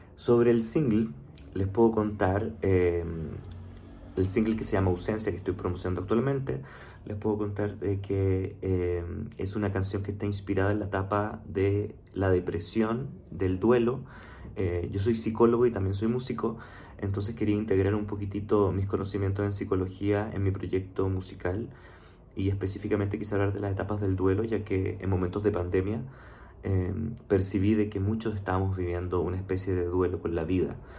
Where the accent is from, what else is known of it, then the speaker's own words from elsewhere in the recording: Chile; moved away as an adult; now in Mexico City, Mexico; soy chileno, vivo actualmente en la Ciudad de México, de hecho hace ya cuatro años